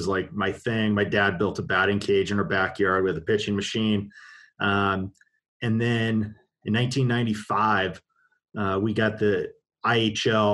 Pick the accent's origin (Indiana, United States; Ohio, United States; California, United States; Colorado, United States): Colorado, United States; I'm probably the worst Colorado native